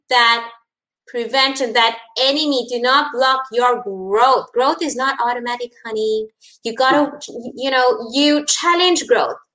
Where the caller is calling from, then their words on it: Colombo, Western Province, Sri Lanka; I'm connecting from Colombo, Sri Lanka. It's uh, 10 p.m. over here